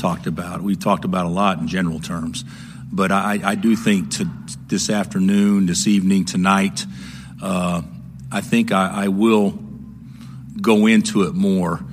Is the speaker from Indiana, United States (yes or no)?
no; Oklahoma, United States; I'm from Oklahoma